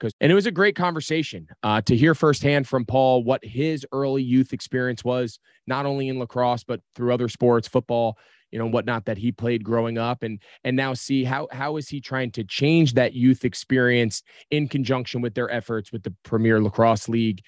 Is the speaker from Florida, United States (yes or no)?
no; New Jersey, United States; moved away; growing up in New Jersey